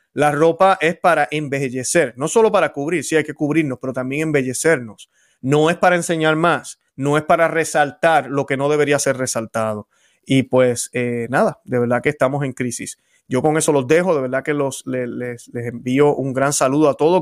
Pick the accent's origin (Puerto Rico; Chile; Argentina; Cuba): Puerto Rico; Yo vengo del Caribe, vengo de Puerto Rico, y en Puerto Rico andamos sin camisa donde quiera